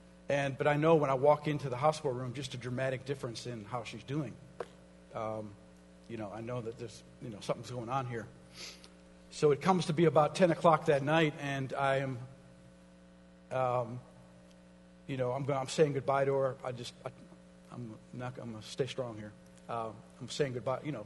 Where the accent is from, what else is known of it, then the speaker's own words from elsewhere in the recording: Minnesota, United States; moved away; I'm from Minnesota. All my brothers and sisters live there. My mom lived there